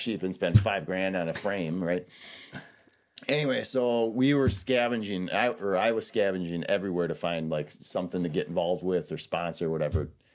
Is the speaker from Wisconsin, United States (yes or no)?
yes; Southeastern Wisconsin, United States; also born or lived in Madison, Wisconsin / La Crosse, Wisconsin / De Pere, Wisconsin / Denver, Colorado; now in Hayward, United States; I'm from Southeastern Wisconsin